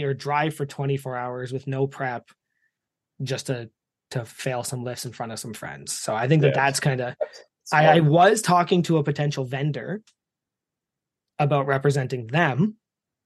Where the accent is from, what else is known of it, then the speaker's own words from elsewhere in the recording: Canada; accent: East Coaster; As a Canadian